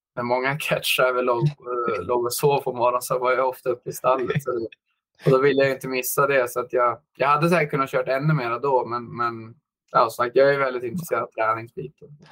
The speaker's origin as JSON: {"language": "Swedish", "town": "Eskilstuna", "region": "Södermanland", "country": "Sweden", "tie": "born or raised there", "also_born_or_lived": "United States", "moved": "yes", "said": "jag är uppvuxen i Eskilstuna där faktiskt född."}